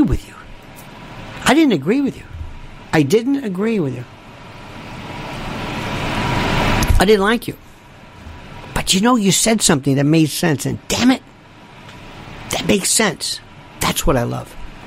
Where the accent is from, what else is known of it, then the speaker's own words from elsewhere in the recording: Florida, United States; I'm from Florida